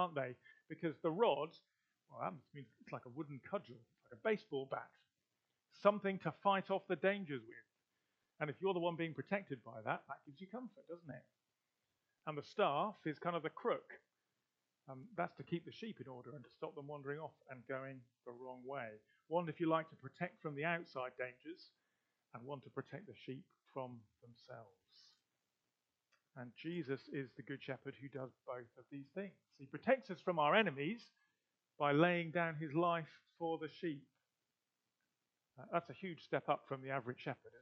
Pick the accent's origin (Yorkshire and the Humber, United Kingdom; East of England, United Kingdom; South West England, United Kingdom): South West England, United Kingdom; Gloucestershire; I'm from Gloucestershire